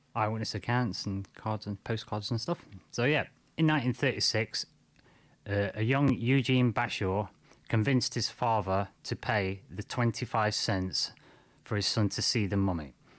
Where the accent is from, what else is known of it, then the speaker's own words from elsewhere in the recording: United Kingdom; I'm from Britain